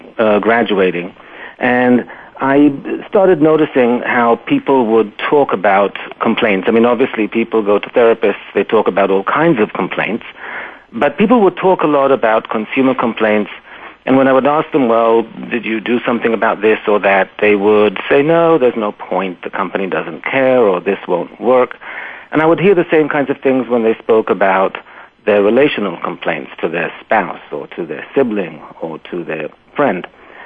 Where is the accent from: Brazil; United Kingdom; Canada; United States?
United Kingdom; London; born there; accent: British; I was born in London, actually, and raised all over the place. But yeah, so this is the remnants of the accent.